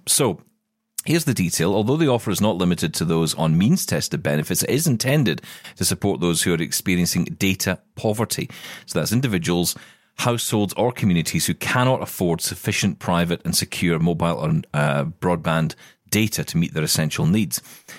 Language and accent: English; Scotland, United Kingdom; we're going to be geeking out with a fellow Scotsman.